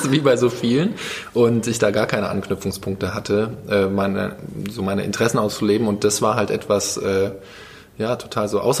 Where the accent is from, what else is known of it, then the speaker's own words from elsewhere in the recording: Krefeld, North Rhine-Westphalia, Germany; ich komme ursprünglich aus Krefeld, Niederrhein und habe dort so in der Schülerband gespielt